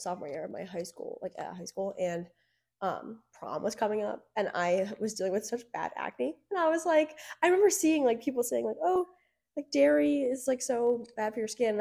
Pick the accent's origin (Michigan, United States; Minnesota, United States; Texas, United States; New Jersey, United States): New Jersey, United States; Byron; I'm from Byron, New Jersey